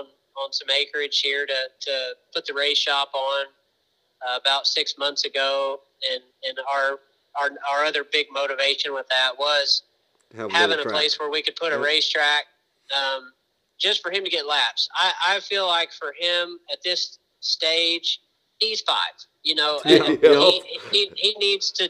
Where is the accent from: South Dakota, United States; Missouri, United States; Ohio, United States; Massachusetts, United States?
Missouri, United States; now in Indianapolis, United States; I'm from Missouri originally and live in Indy now